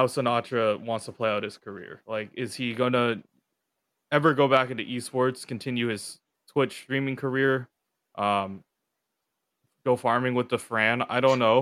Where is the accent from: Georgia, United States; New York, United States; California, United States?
California, United States; San Francisco; I come from San Francisco, so we have Ghirardelli. It's kind of hard to put anything up against Ghirardelli because I kind of grew up with that chocolate